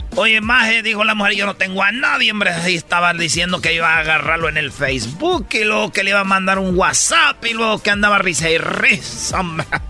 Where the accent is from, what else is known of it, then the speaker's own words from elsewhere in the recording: Jalisco, Mexico; yo soy de Jalisco